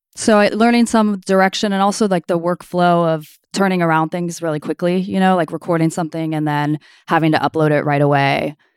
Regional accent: Sunnyvale, California, United States; also born or lived in Toronto, Canada; I grew up in Sunnyvale. I was born in Toronto, Canada, but I grew up in the South Bay in Sunnyvale

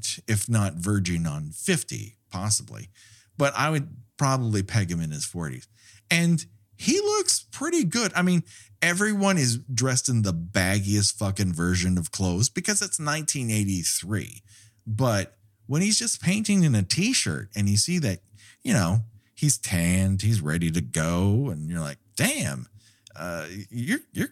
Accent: Southern California, United States; I grew up here in Southern California

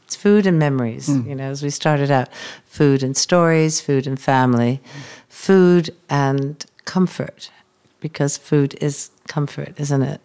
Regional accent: United States; as an American

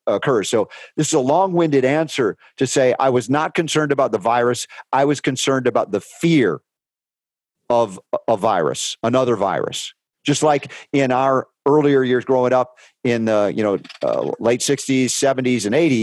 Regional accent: United States; I was raised pharmaceutically in America

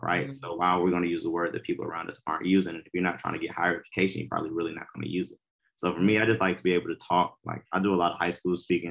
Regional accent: Atlanta, Georgia, United States; I'm from Atlanta, Georgia. Like, I'm the most normal person, public schools

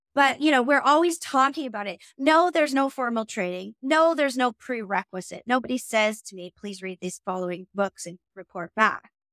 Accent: Omemee, Ontario, Canada; moved away as an adult; also born or lived in Toronto, Canada; now in London, United Kingdom; I grew up on Pigeon Lake

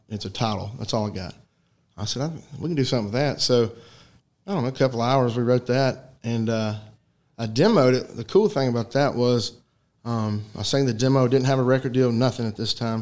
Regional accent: White Bluff, Tennessee, United States; moved away as an adult; now in Chattanooga, United States; I grew up in White Bluff, which is not far from here, but uh, yeah, I was living in Chattanooga. We still are

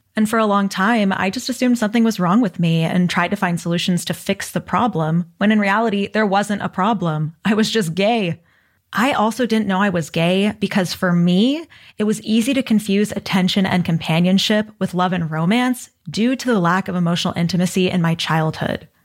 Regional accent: Texas, United States; growing up in Texas

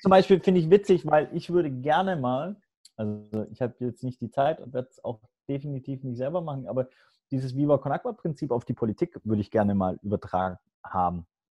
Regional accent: Hamburg, Germany; moved away as an adult; also born or lived in Swabia / Los Angeles; ich bin äh, ein Weltenbürger geboren im Schwabenländle, sozialisiert ähm, auf St. Pauli, dann nach Los Angeles gezogen

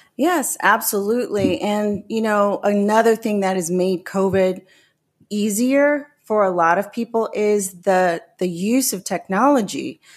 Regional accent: New Orleans, Louisiana, United States; moved away as an adult; also born or lived in Florida; I'm originally from New Orleans

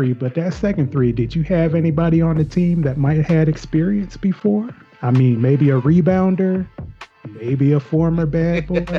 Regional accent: Michigan, United States; I'm from Michigan

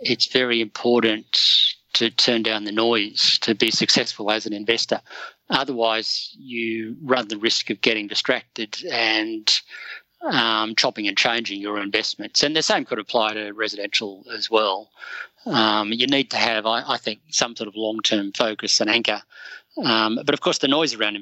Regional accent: Sydney, New South Wales, Australia; I grew up in Sydney's Northern Beaches

